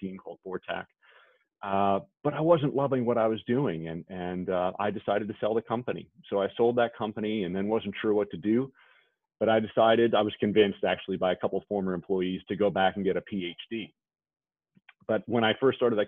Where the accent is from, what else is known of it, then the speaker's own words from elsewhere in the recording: New York, United States; I grew up in New York in an old Victorian house